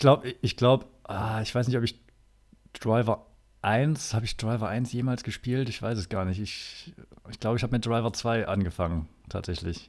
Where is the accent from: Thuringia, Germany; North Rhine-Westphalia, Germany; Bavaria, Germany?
Thuringia, Germany; Erfurt; now in Cologne, Germany; ich komme aus Erfurt